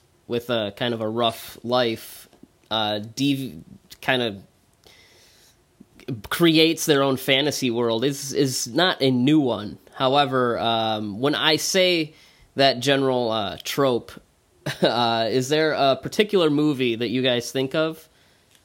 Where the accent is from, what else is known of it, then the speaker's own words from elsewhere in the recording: Detroit, Michigan, United States; I'm from Detroit